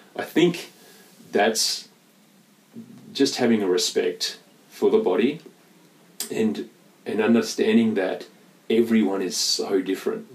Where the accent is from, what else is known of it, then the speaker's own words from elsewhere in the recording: Perth, Western Australia, Australia; moved away; a North Beach boy. I grew up in North Beach